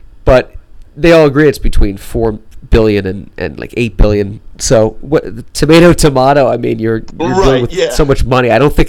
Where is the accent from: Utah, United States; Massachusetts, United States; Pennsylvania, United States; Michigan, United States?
Pennsylvania, United States; Wilkes-Barre; I grew up in Wilkes-Barre.